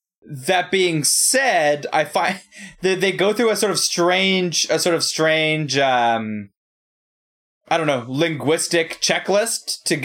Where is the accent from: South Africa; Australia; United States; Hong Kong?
Hong Kong; born there; You know, I was born in Hong Kong.